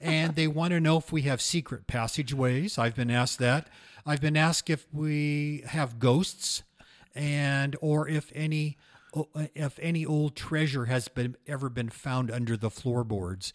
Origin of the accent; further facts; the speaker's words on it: Portland, Oregon, United States; now in Astoria, United States; born and raised in Portland